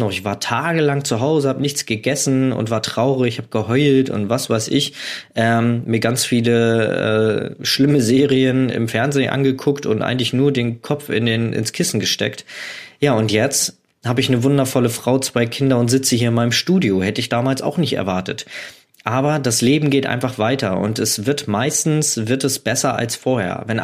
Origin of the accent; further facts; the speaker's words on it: Hamburg, Germany; Ich komme aus Hamburg und habe da startende Flugzeuge fotografiert.